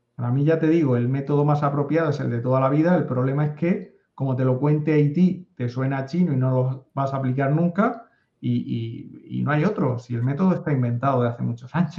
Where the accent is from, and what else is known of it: a town on the coast of Spain near Murcia, Region of Murcia, Spain; born or raised there